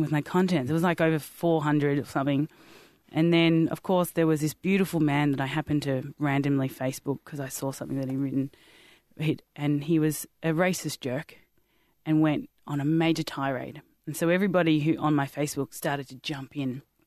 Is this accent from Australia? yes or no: yes; Australia; I'm Australian, white Australian